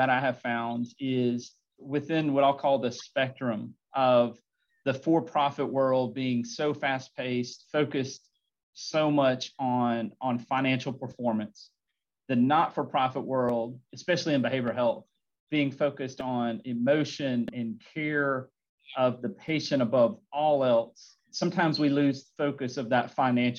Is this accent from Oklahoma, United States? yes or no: no; Montgomery, Alabama, United States; I grew up in Montgomery, Alabama